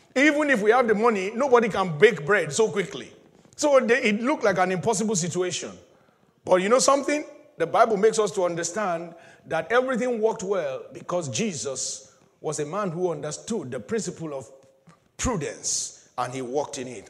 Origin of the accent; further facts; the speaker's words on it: Nigeria; moved away; back in my home country